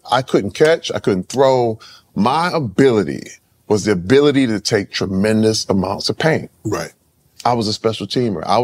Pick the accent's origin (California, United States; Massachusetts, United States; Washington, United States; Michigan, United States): Michigan, United States; Flint; You know, uh, coming up in Flint, I always knew I wanted to be an entertainer.